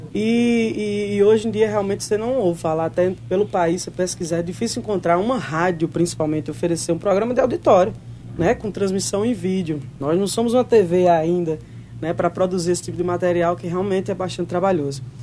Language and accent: Portuguese; Campina Grande, Paraíba, Brazil; moved away as an adult; now in João Pessoa, Brazil; Eu que sou de Campina Grande, nasci, me criei ali dentro daquele São João